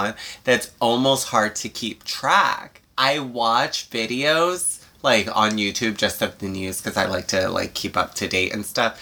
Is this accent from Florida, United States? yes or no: yes; Florida, United States; also born or lived in Puerto Rico; I'm from Florida